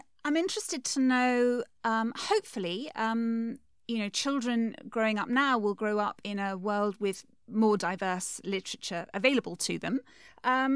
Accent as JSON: {"language": "English", "region": "London", "country": "United Kingdom", "said": "I'm a Londoner myself"}